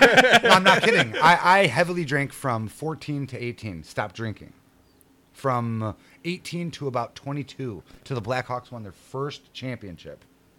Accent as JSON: {"language": "English", "town": "Cicero", "region": "Illinois", "country": "United States", "tie": "born or raised there", "said": "I grew up in Cicero, Illinois, highly Hispanic. I was the only white dude, got along with everybody."}